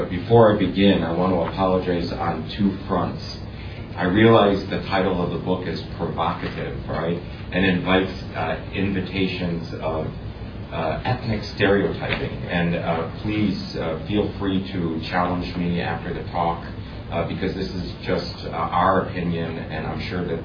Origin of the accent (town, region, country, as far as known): United States; also born or lived in Hong Kong; now in Shanghai, China